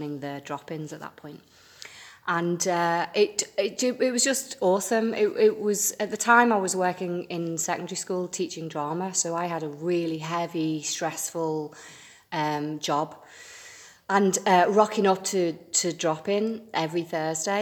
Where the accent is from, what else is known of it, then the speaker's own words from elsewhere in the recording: Birkenhead, North West England, United Kingdom; also born or lived in London / Brighton; now in Liverpool, United Kingdom; Originally, yeah. Well, from the Wirral